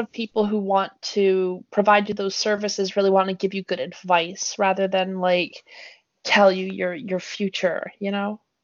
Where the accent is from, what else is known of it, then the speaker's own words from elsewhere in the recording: BC, British Columbia, Canada; moved away; my hometown Jay has 3,000 people in it